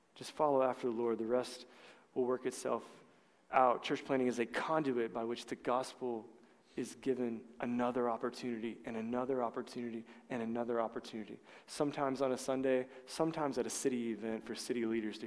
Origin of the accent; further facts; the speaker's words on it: Collinsville, United States; I'm from Collinsville